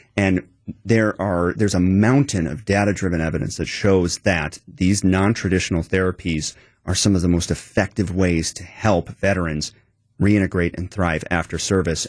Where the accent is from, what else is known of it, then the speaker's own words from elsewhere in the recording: Madison, Wisconsin, United States; I grew up in Wisconsin, Madison area